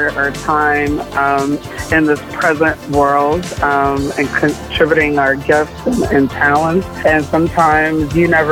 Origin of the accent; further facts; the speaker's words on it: Haiti; I'm from Haiti, and you know, even though I grew up in a Haitian household